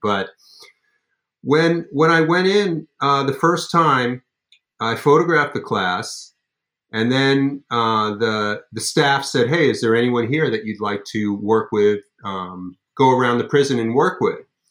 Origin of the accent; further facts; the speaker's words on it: Los Angeles, California, United States; I grew up in Los Angeles